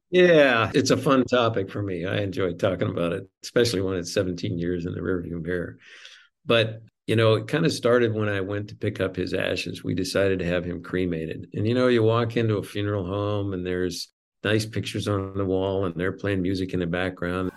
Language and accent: English; Montana, United States; moved away; I grew up in Montana